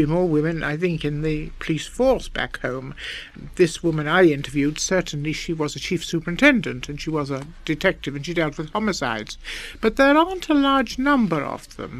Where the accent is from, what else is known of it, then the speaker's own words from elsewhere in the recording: England, United Kingdom; we're both English